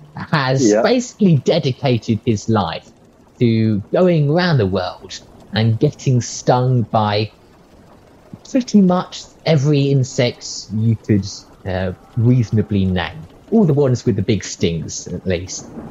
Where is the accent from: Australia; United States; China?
Australia; I come from Australia